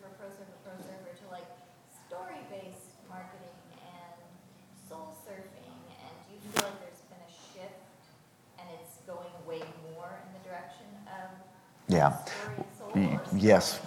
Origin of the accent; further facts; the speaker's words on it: Hawaii, United States; I grew up in Hawaii